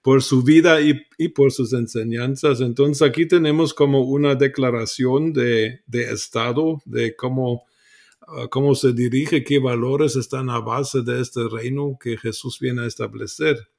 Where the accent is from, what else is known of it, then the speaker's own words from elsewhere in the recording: Germany; Spanish is a second language; moved away as an adult; also born or lived in Guatemala / Mexico; Nací en Alemania, nací católico eh, en contra de mi voluntad porque y a los 13 años dejé la iglesia católica, eh, me volví ateo en en la secundaria alemana